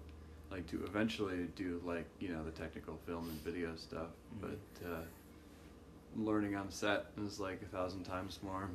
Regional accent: Columbus, Ohio, United States; I grew up in Worthington and Clintonville.

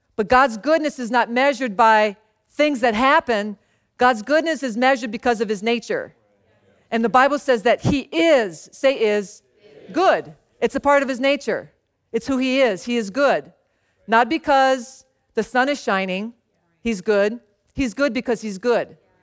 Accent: Louisiana, United States; moved away; also born or lived in San Antonio, Texas; So I grew up in Louisiana

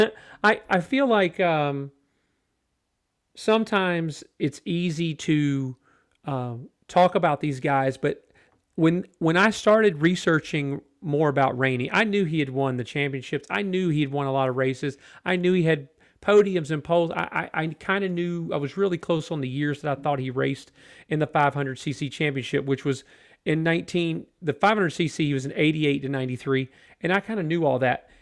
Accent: United States; us as American racing fans

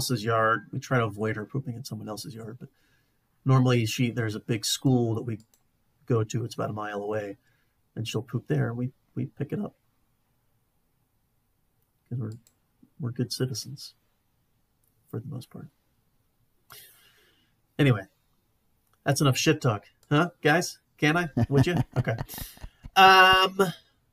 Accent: the Carolinas, United States; now in Colorado, United States; where I grew up in the Carolinas

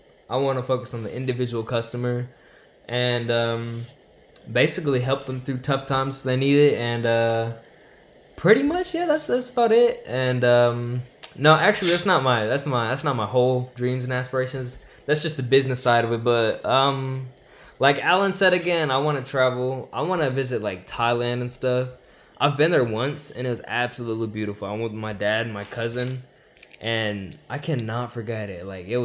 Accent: Chennai, Tamil Nadu, India; now in United States; I'm from Chennai, India, south side next to the beach. And yeah, I've been in America for like 15 years.

